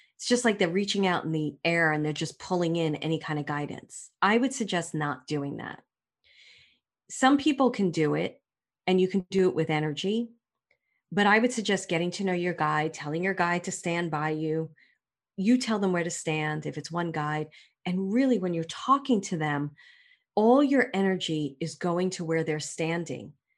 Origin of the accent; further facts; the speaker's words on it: New York City, New York, United States; moved away; I'm from Brooklyn